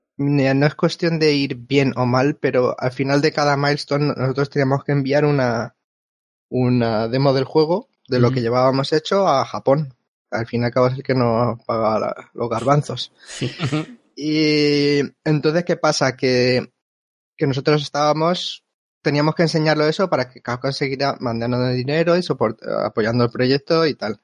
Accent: Albacete, Castilla-La Mancha, Spain; moved away as an adult; also born or lived in Japan; now in Vancouver, Canada; de dónde vengo, soy de, Albacete

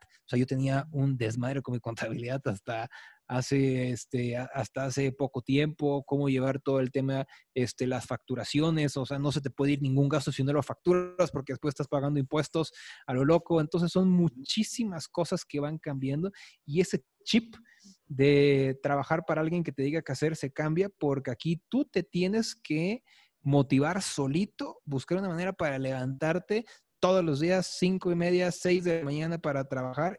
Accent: Chiapas, Mexico; now in Mexico City, Mexico; yo no soy de aquí del DF, yo soy de Chiapas

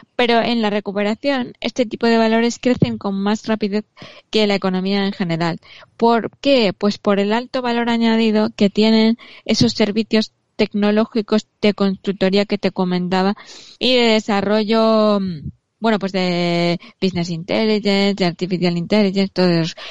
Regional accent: Spain; somos los españoles

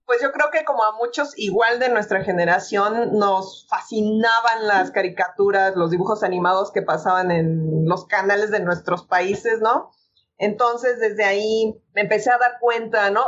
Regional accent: Mexico City, Mexico; moved away as an adult; me regresé a mi ciudad natal, que es la Ciudad de México

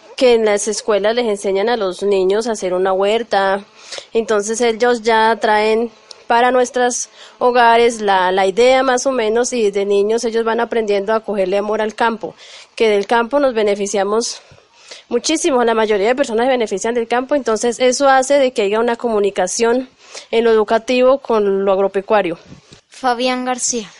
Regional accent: Guayabal, Valle del Cauca, Colombia; soy del corregimiento de Guayabal

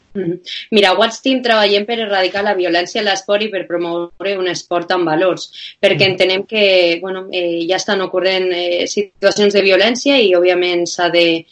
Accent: Lleida, Catalonia, Spain; now in Bilbao, Spain; jo vinc a Bilbao, però sóc de Lleida i quan vaig baixant a Lleida pues, a veure els meus pares

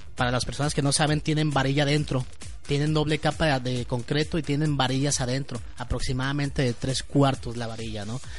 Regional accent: Mexico; yo como ciudadano mexicano

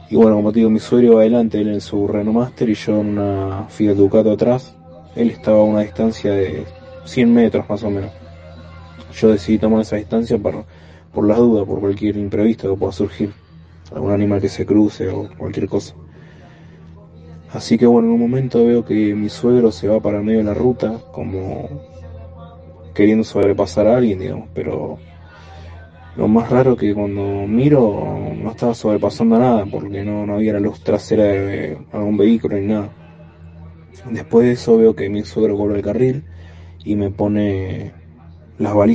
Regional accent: Buenos Aires, Argentina; soy de Buenos Aires.

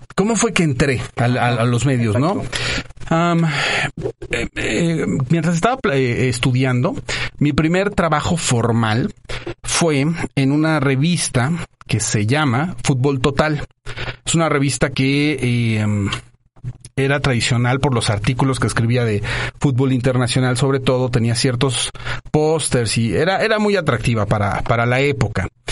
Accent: Mexico City, Mexico; moved away as an adult; also born or lived in Monterrey / Guadalajara; de la Ciudad de México. Mis papás se, eh, eh, se conocieron acá. Soy sateluco, eh, orgullosamente sateluco

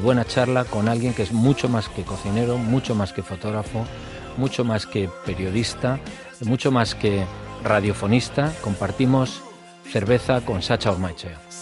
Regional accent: Spain; cuando salimos de España

